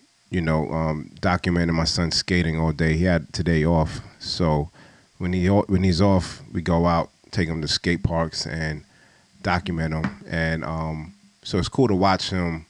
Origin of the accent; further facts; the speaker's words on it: New York City, New York, United States; I'm from New York, I'm from Brooklyn